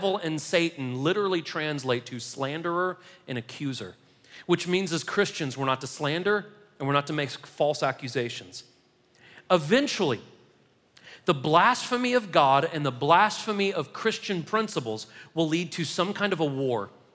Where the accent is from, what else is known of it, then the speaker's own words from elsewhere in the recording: United States; we're Americans